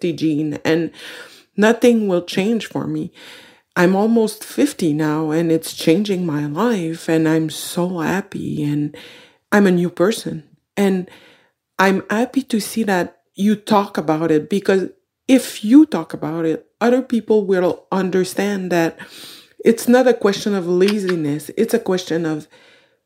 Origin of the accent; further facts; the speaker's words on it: Quebec, Canada; I'm from Quebec, Canada